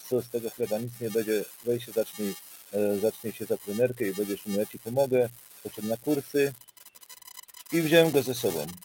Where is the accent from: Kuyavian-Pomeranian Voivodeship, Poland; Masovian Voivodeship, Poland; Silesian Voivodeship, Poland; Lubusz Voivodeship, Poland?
Silesian Voivodeship, Poland; now in Germany; Pochodzę ze Śląska i trafiłem na ten rurpot tam, nie?